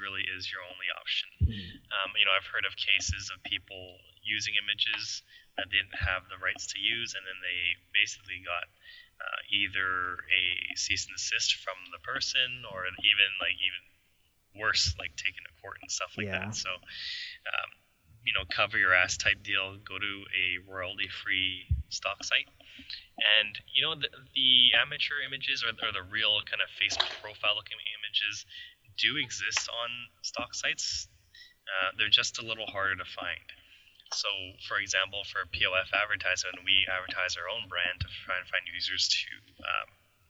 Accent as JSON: {"language": "English", "country": "Canada", "said": "we're Canadian, so super friendly."}